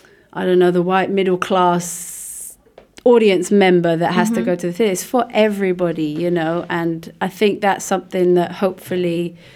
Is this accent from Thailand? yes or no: no; Luxembourg; With my company, and then I'm from Luxembourg, and yeah. I had my roots here before I left.